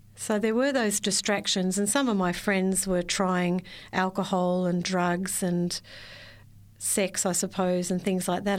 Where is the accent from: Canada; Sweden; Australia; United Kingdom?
Australia; Victoria; I was born and raised in Victoria, spent all my life there